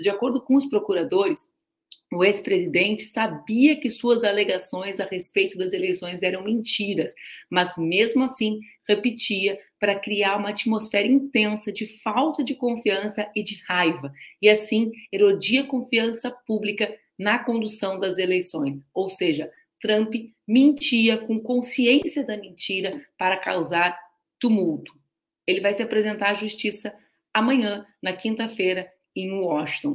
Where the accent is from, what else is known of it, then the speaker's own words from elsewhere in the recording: Rio Grande do Sul, Brazil; Eu não sou paulista, eu sou do estado do Rio Grande do Sul